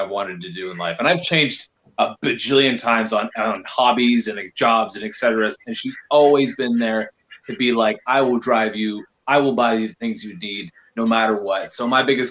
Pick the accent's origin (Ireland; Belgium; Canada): Canada; As much as Canadian as I am